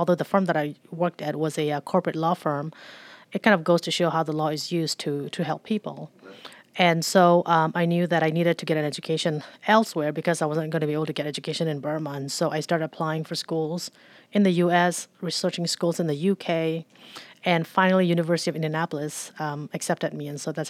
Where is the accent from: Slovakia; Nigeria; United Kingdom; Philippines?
Philippines; Growing up in the Philippines, I was 12 years old when we moved to the Philippines.